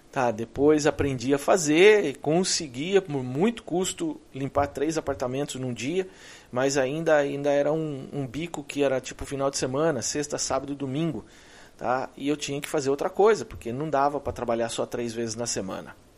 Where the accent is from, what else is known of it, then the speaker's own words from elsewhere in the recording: Brazil; moved away as an adult; now in United States; Eu vim de lá. Eu vim do Brasil.